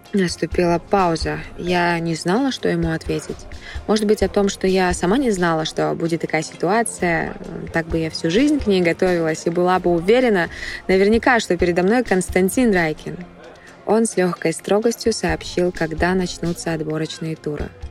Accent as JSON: {"language": "Russian", "region": "Almaty", "country": "Kazakhstan", "tie": "born or raised there", "said": "я из Казахстана."}